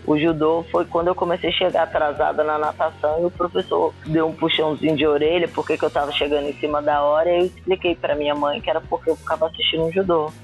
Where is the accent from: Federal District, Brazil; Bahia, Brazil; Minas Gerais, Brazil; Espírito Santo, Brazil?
Federal District, Brazil; Brasília; moved away; sou de Brasília, de uma cidade satélite chamada Ceilândia, né? Inclusive comecei no SESI da Ceilândia